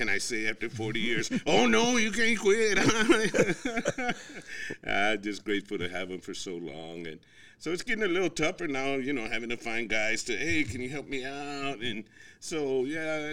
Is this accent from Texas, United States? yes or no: yes; Houston, Texas, United States; moved away as an adult; Born and raised in Houston